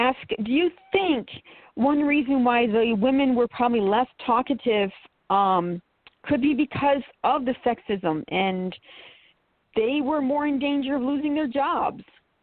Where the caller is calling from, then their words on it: Saranac Lake, New York, United States; I'm calling from Saranac Lake.